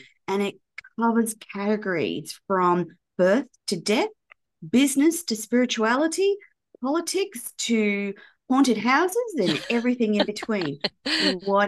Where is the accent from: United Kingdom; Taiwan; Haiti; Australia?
Australia; moved away as an adult; also born or lived in Florida, United States; obviously I'm Australian, but I started this journey based in America.